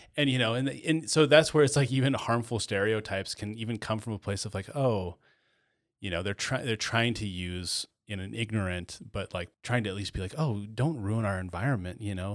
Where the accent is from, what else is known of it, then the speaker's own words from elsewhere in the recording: Chattaroy, Washington, United States; the black kid that I grew up with in Chatteroy